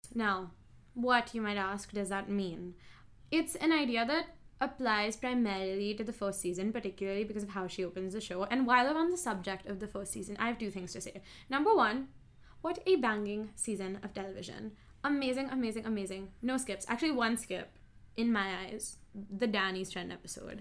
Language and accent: English; Mumbai, Maharashtra, India; Mumbai, India